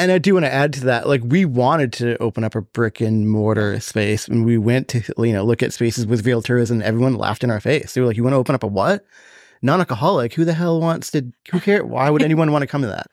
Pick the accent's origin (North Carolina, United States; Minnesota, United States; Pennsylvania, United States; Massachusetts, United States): Massachusetts, United States; Boston; now in Austin, United States; I'm from Boston